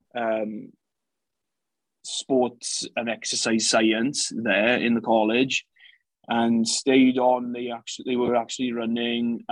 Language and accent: English; Llanelli, Wales, United Kingdom; moved away as an adult; now in Pennsylvania, United States; I am Welsh. So I'm from Llanelli in Wales. Obviously, a huge history in rugby. So I was brought up playing rugby